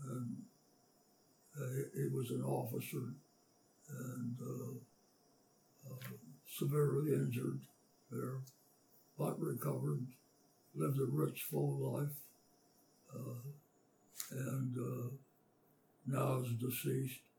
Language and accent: English; Indiana, Pennsylvania, United States; also born or lived in Yatesboro, Pennsylvania / Meadville, Pennsylvania; I was born in Yatesboro, Pencil, Armstrong County, Pennsylvania, uh, which is a uh, small community, mining community in western Pennsylvania. And uh, uh my youth uh, continued in Indiana, Pennsylvania, uh, from which I graduated high school